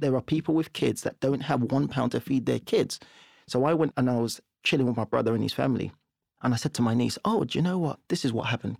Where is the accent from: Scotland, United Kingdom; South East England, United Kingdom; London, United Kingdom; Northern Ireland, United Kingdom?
London, United Kingdom; also born or lived in Nigeria; we grew up in Camberwell, and we had a two-bed flat. We moved from Nigeria.